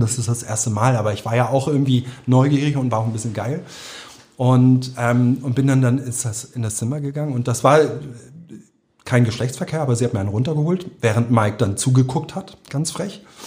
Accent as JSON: {"language": "German", "region": "Hamburg", "country": "Germany", "tie": "born or raised there", "also_born_or_lived": "Berlin", "said": "Gesamtschule, hier auf St. Pauli eine, eine Gesamtschule"}